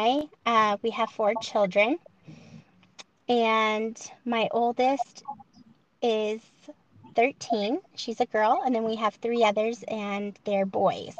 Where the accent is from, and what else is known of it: Montana, United States; born or raised there; also born or lived in South Carolina